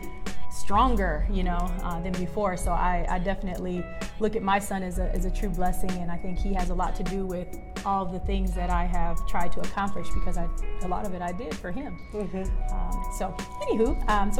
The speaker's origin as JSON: {"language": "English", "town": "Phoenix", "region": "Arizona", "country": "United States", "tie": "born or raised there", "said": "I am from South Phoenix, Arizona"}